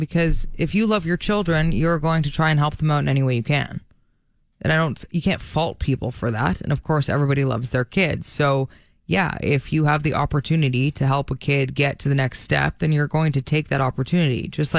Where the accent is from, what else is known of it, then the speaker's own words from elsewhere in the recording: Brampton, Ontario, Canada; we grew up in Brampton, and tons of people have pools there because of how hot it is all through summer.